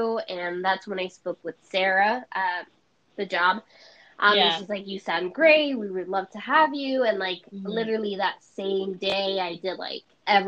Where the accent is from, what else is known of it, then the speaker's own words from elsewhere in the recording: Venezuela; also born or lived in New York; now in Florida, United States; I'm from Venezuela, but I live in Florida. That's where I currently am.